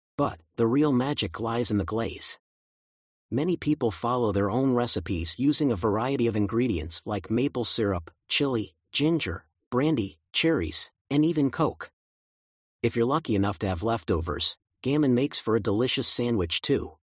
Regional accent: South Africa; As a South African

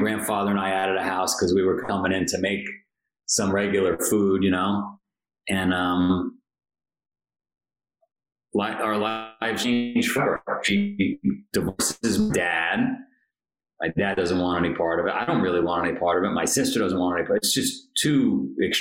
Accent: New York City, New York, United States; I grew up in Queens, New York.

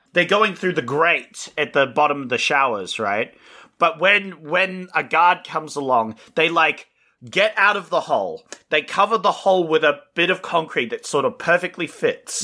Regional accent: Australia; We're Australian

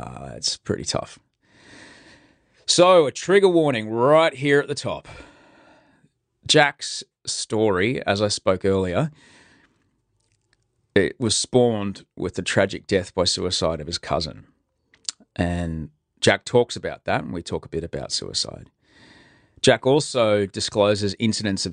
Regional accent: Brisbane, Queensland, Australia; now in Sydney, Australia; I grew up in Brisbane

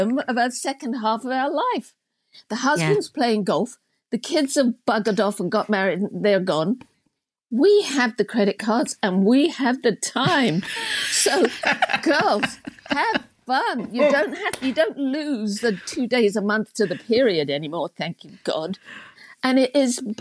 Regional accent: England, United Kingdom; moved away as an adult; also born or lived in United States; growing up in England in the 50s

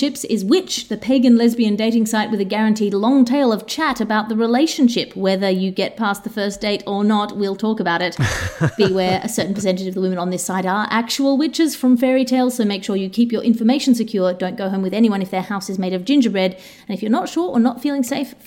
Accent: Australia; moved away; As an Australian, as somebody who's come from a country which knows about invasive species

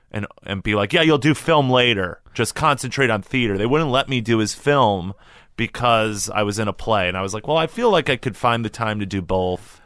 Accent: Illinois, United States; growing up in Illinois is the high, you know, my high school just tried to get me to go to Illinois schools

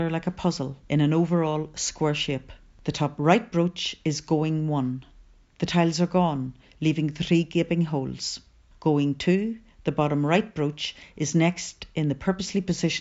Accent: Newry, Northern Ireland, United Kingdom; my hometown Newry

